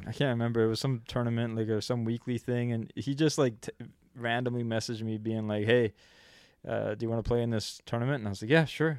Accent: Canada; I'm twenty-two, and I'm from Canada

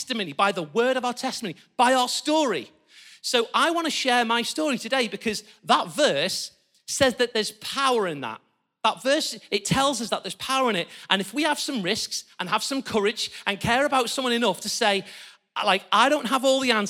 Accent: Liverpool, North West England, United Kingdom; I grew up in Liverpool, in a happy home, in this house just behind me.

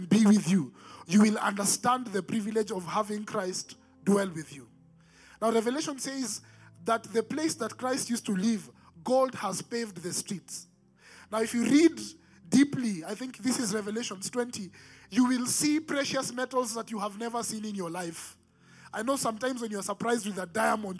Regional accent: Nairobi, Kenya; growing up in Nairobi, Eastlands

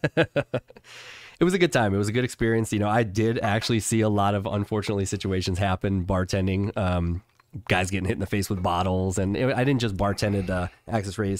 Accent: Chicago, Illinois, United States; moved away; I grew up in Chicago

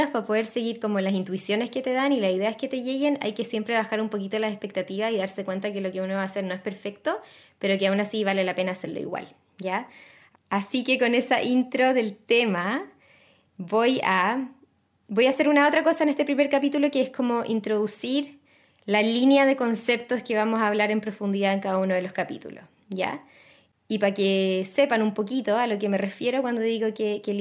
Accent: Chile; also born or lived in United States; Yo me crié en Estados Unidos, no toda la vida, pero tuve como años formativos en Estados Unidos y, y para mí Estados Unidos yo sé que es un lugar de múltiples conflictos, sobre todo para nuestra historia chilena.

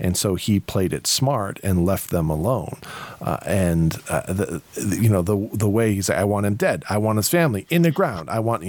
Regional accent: Ireland; The fact that I call him Irish, and I'm Irish.

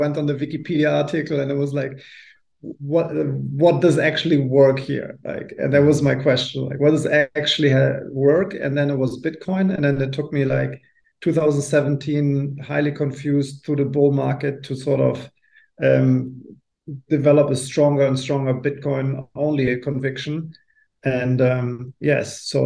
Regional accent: Germany

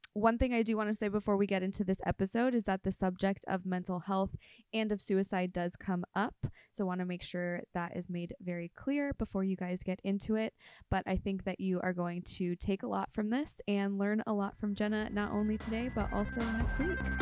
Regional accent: Inland Empire, Riverside County, California, United States; I'm from the Inland Empire

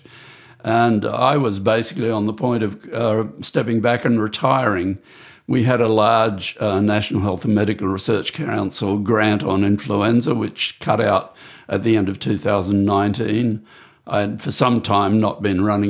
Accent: Brisbane, Queensland, Australia; I grew up in Brisbane, the outer suburb of Brisbane

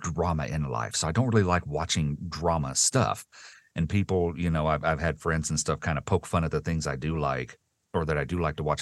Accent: the South, United States; I grew up in the South

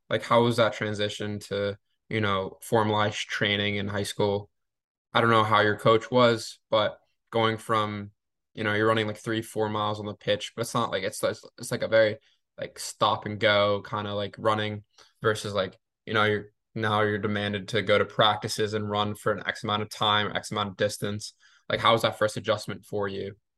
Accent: Maine, United States; my home state of Maine

